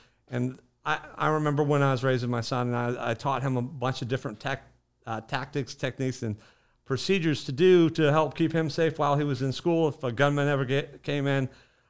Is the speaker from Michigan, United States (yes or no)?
no; Bradenton, Florida, United States; So I was born and raised here in Bradenton.